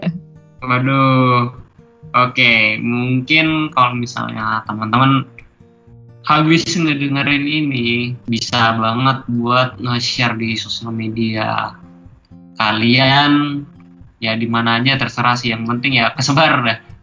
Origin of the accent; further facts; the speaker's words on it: Bontang, East Kalimantan, Indonesia; aku dari Bontang